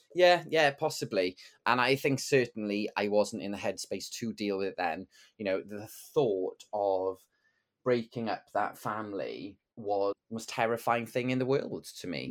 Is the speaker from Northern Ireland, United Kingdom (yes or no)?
no; Bridgend, Wales, United Kingdom; I grew up in Bregend in the nineties